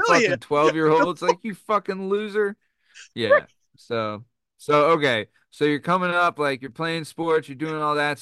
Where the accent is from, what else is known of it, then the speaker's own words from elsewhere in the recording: Lansdale, Pennsylvania, United States; also born or lived in Thousand Oaks, California / Simi Valley, California; I grew up in Lansdale